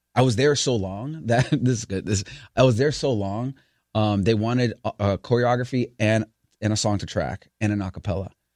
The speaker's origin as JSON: {"language": "English", "town": "New York City", "region": "New York", "country": "United States", "tie": "born or raised there", "said": "I grew up in the Bronx"}